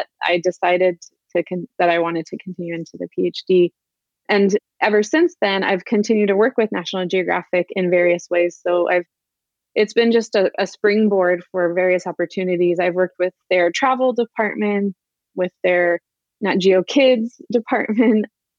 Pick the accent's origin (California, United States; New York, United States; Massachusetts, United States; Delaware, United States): California, United States; San Diego; also born or lived in Santa Barbara; I grew up in San Diego, but a little bit more inland